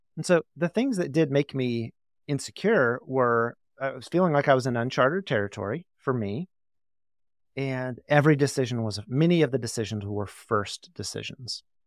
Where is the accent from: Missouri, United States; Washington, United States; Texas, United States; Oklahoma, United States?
Oklahoma, United States; Tulsa; I grew up in Tulsa.